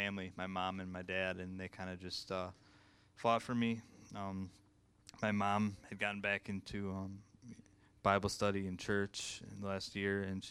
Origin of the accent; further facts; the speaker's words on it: Livonia, Michigan, United States; I was born and raised in Livonia, Michigan.